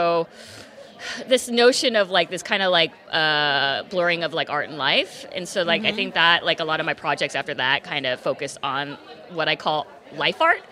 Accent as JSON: {"language": "English", "area": "Orange County", "region": "California", "country": "United States", "tie": "born or raised there", "moved": "as an adult", "lives_now": "Los Angeles, United States", "said": "I grew up in Orange County, so not too far from here"}